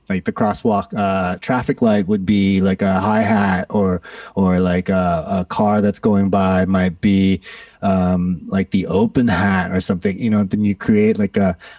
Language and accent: English; Toronto, Ontario, Canada; also born or lived in Singapore; now in New York, United States; I grew up in Singapore, born in Singapore, grew up in Canada, Toronto, Canada